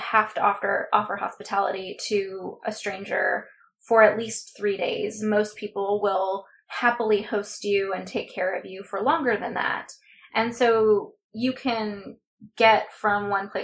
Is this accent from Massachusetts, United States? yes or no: no; Southern California, United States; my experience growing up in Southern California